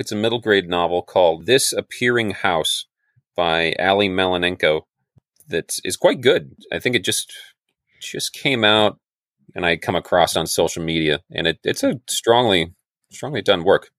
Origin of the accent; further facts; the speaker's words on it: Chelan, Washington, United States; on Lake Chelan, which is my hometown where I grew up